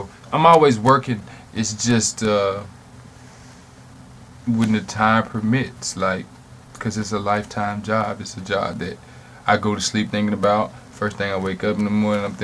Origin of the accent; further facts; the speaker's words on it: Charlotte, North Carolina, United States; I'm from Charlotte